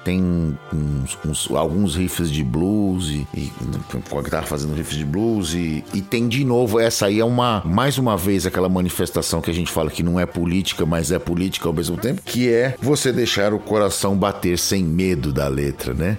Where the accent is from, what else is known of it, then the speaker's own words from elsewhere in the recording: Brazil; a gente tem a diferença do idioma, né, com os nossos vizinhos latinos aqui